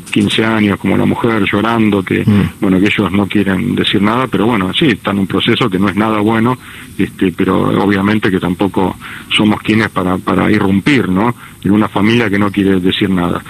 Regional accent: Argentina

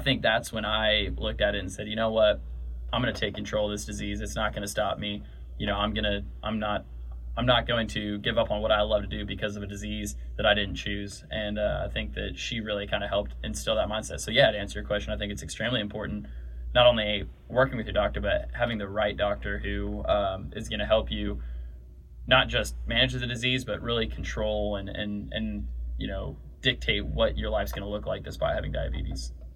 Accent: California, United States; I grew up in California.

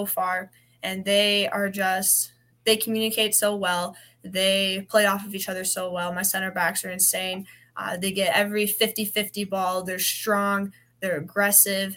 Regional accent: Wyoming, United States; moved away; I'm from Wyoming

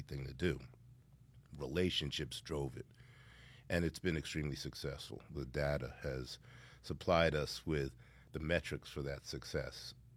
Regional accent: Yonkers, New York, United States; I grew up in Yonkers, New York during the crack epidemic

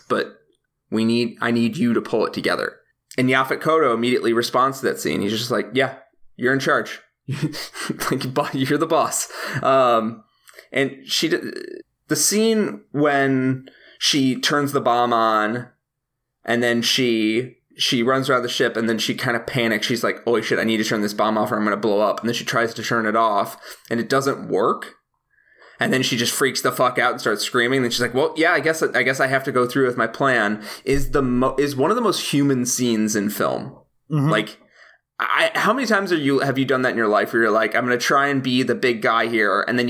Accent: Chicago, Illinois, United States; Especially as a Chicagoan, because I like would watch him on TV all the time.

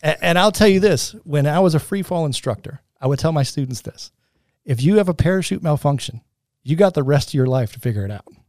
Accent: Michigan, United States; moved away as an adult; also born or lived in North Carolina; we grew up in Michigan, and now we're living in North Carolina as nineteen year olds

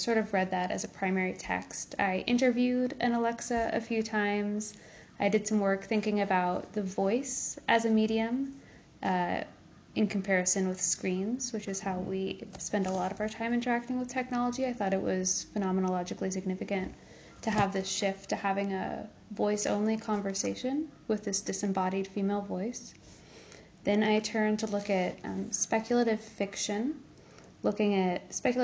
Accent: Kansas City, United States; now in New Haven, United States; I'm originally from Kansas City

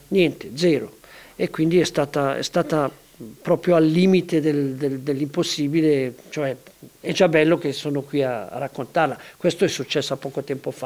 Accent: Denti della Vecchia, Ticino, Switzerland; io sono legato alla mia terra, sono legato ai denti della vecchia dove sono nato

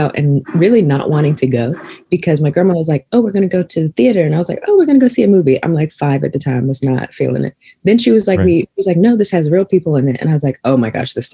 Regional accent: Chesapeake, Virginia, United States; moved away as an adult; now in New York City, United States; I grew up in Virginia

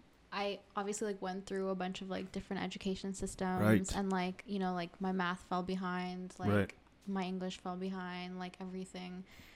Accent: Pakistan; also born or lived in Saudi Arabia; We, like my parents are still Pakistani, and I was still Pakistani, even though I was born in Saudi Arabia.

